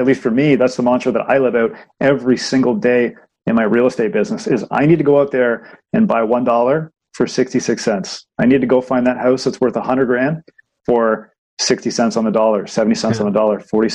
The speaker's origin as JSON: {"language": "English", "town": "Markham", "region": "Ontario", "country": "Canada", "tie": "born or raised there", "said": "I grew up in Markham"}